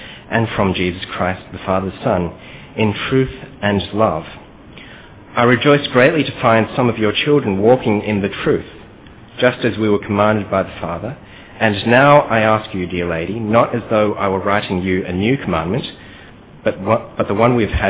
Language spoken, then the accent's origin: English; Australia; accent: Australian; moved away as an adult; now in Kuala Lumpur, Malaysia; My parents are actually from KL itself as well, but I grew up in Australia